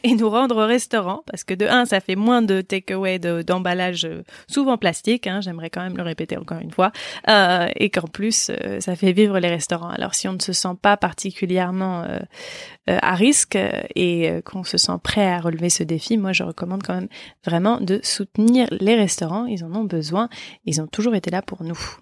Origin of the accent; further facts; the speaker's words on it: France; en tant que Français, nous